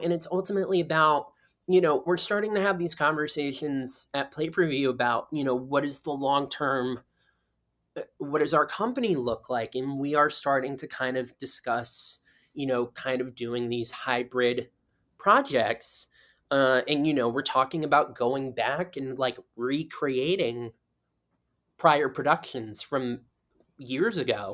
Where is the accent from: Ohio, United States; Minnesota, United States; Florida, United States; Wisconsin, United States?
Florida, United States; South; now in New York City, United States; I grew up in South Florida